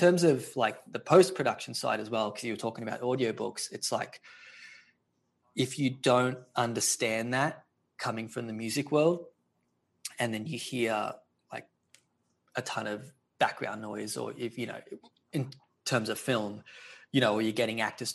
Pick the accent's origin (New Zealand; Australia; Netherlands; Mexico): Australia; moved away as an adult; now in Los Angeles, United States; I'm originally from Australia, but I've been out in LA for 11 years now